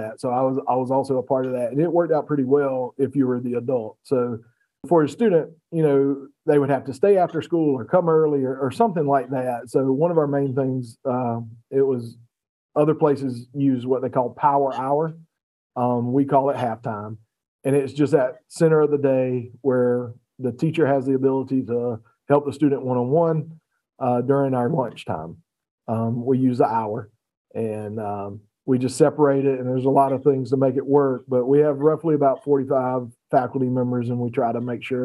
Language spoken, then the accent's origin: English; Batesburg-Leesville, South Carolina, United States; also born or lived in Berkeley County, South Carolina; I'm a 1997 graduate of Batesburg-Leesville. Did a little work in the Low Country in Berkeley County as dropout prevention specialist, and had some fun there and was able to come back home and make a difference in my hometown